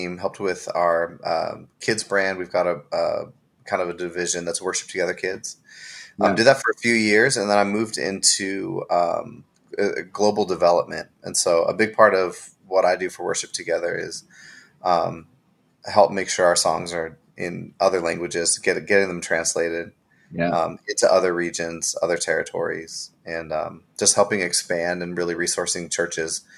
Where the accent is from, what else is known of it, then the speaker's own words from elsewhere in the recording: Seattle, Washington, United States; moved away as an adult; now in Nashville, United States; I'm originally from Seattle, Seattle, Washington.